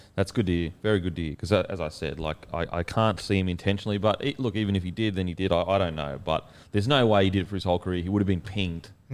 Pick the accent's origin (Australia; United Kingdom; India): Australia; as an Australian, it's, like, as an Aussie